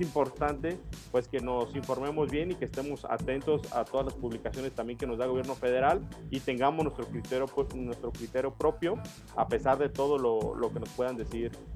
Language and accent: Spanish; Mexico; nosotros como ciudadanos mexicanos